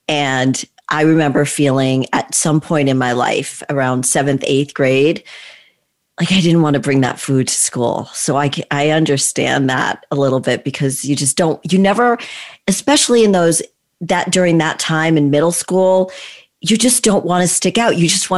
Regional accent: Texas, United States; I'm like, yeah, I grew up in Texas, right?

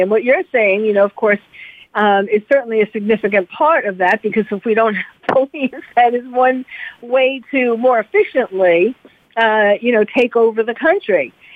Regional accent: New York City, New York, United States; now in California, United States; I was born and bred in New York City

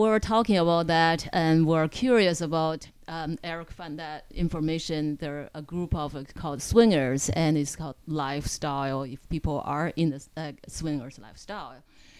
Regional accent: China; moved away; I am from China. I was born and raised in China, so very, very conservative family.

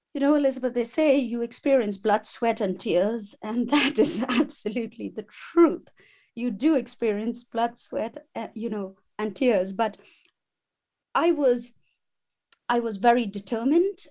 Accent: India; moved away as an adult; now in England; my family roots belong in India

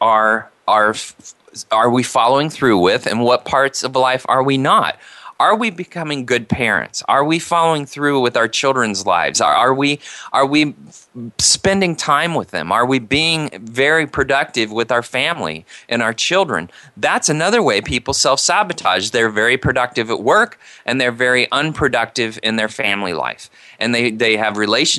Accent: Indiana, United States; now in California, United States; I grew up in Indiana, which there's nothing wrong with Indiana. It's a great place to grow up

